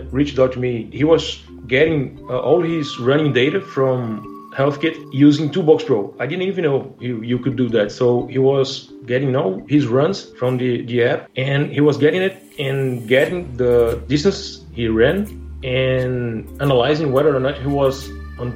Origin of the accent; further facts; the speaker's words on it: Brazil; now in Rio de Janeiro, Brazil; I'm from Brazil. I've been living in Rio de Janeiro since last October when my company moved me here